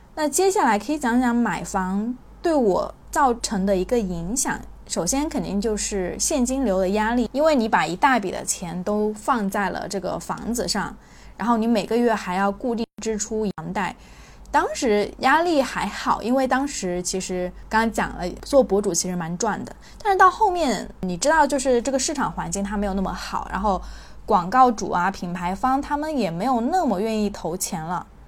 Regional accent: China; also born or lived in Guangzhou; 这个观念对我们中国人来说影响是巨大的

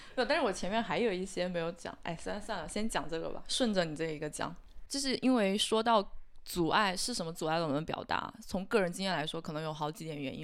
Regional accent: China; 整个我们中国的一个社会环境都是这个样子

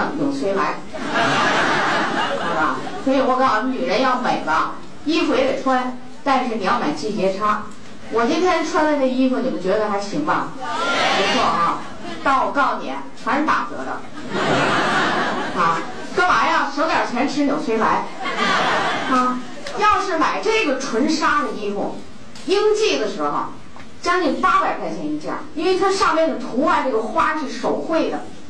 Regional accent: Xi'an, Shaanxi, China; 我的祖籍，我的出生地就在西安

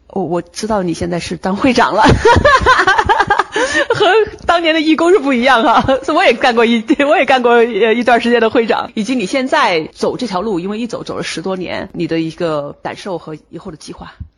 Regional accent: northern China, China; moved away as an adult; now in United States; 因为我是北方人

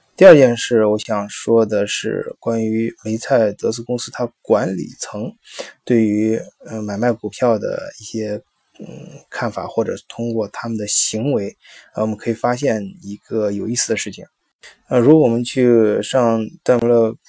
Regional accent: China; 我们中国人

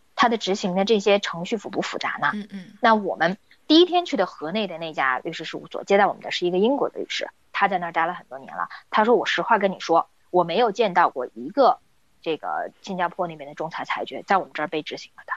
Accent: China; 很多时候我们中国人，但不仅仅是中国人啊

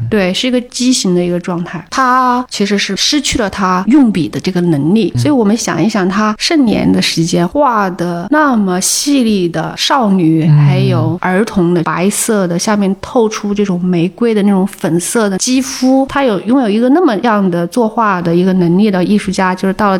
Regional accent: Hunan, China; 作为湖南人

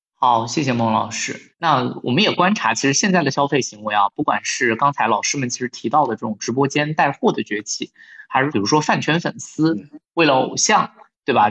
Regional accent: Wuhan, Hubei, China; 我的家乡武汉

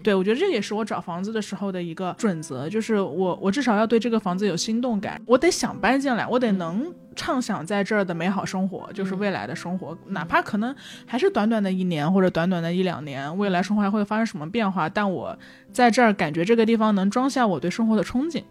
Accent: Changsha, Hunan, China; 然后我就说哎嗯、长沙

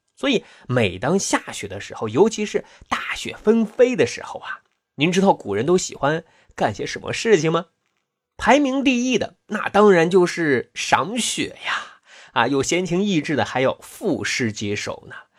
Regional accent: China; 我们中国人

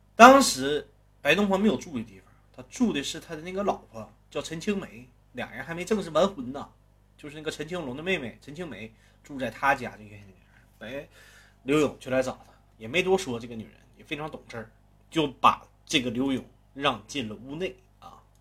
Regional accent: Northeast China, China; 我是一个东北人

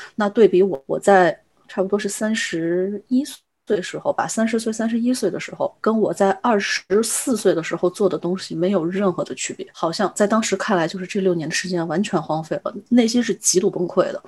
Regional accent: China; also born or lived in Europe; 我们中国人最大的优点是什么？是愿意出狠劲干

